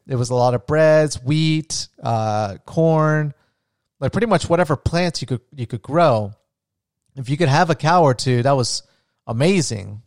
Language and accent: English; Florida, United States; I'm from Florida